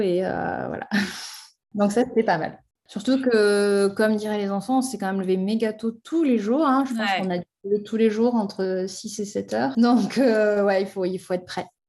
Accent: France; chez nous en France

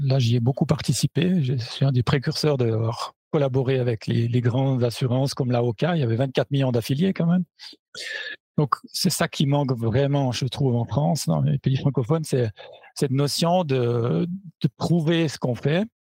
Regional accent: Switzerland; moved away as an adult; now in Germany; à l'origine, j'étais, donc je suis suisse, à l'origine, j'étais prof je suis parti pour une plus belle que les autres euh, en Allemagne, où j'ai découvert la branche du fitness et où je suis resté depuis

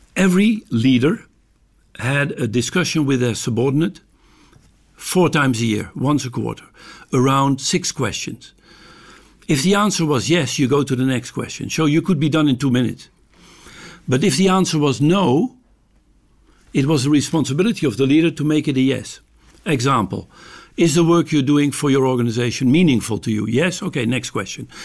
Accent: Amsterdam, North Holland, Netherlands; I'm from Amsterdam

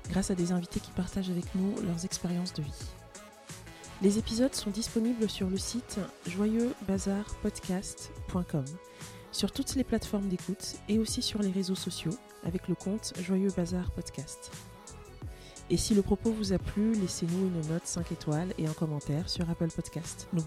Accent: France; je suis française et je suis camerounaise.

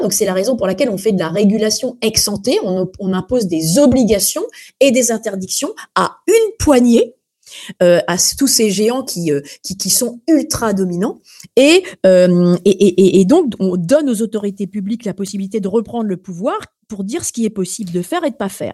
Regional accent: France; chez nous en France

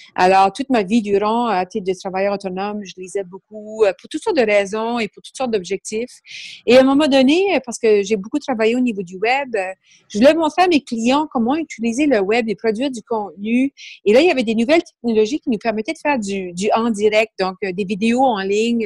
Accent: Canada; accent: Acadian; moved away as an adult; now in Quebec, Canada; pour les curieux qui vont peut-être remarquer mon accent, je suis d'origine acadienne.

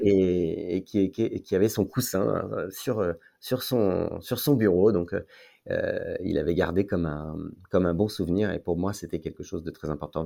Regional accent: Paris, Île-de-France, France; moved away as an adult; also born or lived in Lyon / Marseille; now in Aix-en-Provence, France; Je suis parisien, de naissance, oui. Paris 16

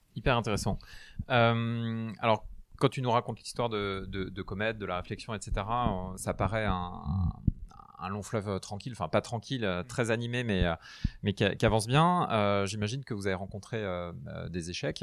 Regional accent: Brittany, France; je suis breton

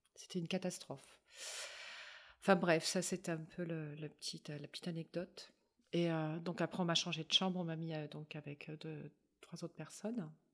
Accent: Paris, Île-de-France, France; moved away as an adult; je suis parisienne, moi, à la base

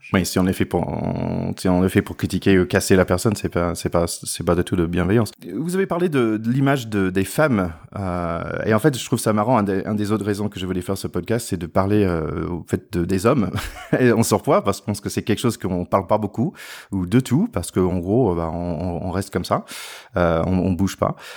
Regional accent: the South, Southern United States, United States; French is a second language; now in France; je viens du Sud aussi.

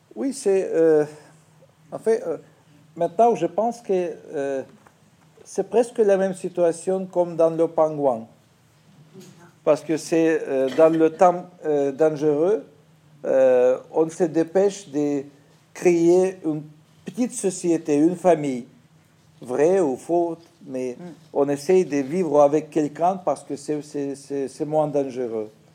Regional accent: Kyiv, Ukraine; French is a second language; l'usine d'Antonov a nous donné un petit appartement en face de, l'usine. Et comme ça, je suis devenu d'abord kievien

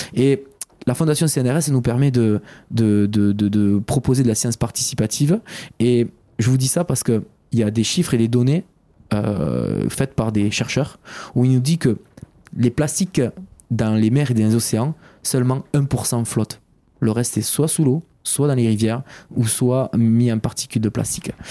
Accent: Béziers, Occitania, France; moved away as an adult; also born or lived in Paris; à l'âge de 18 ans, ben, j'ai quitté Béziers

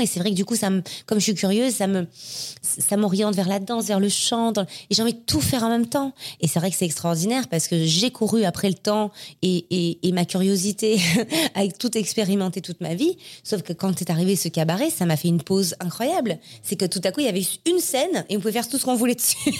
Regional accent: Marseille, Provence-Alpes-Côte d'Azur, France; moved away as an adult; now in Paris, France; Je suis née à Marseille. Euh, et J'ai grandi à Marseille. Je suis arrivée à Paris à 19 ans.

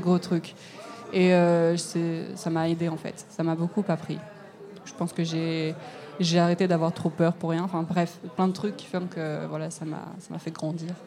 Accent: Lyon, Auvergne-Rhône-Alpes, France; moved away; je viens de Lyon

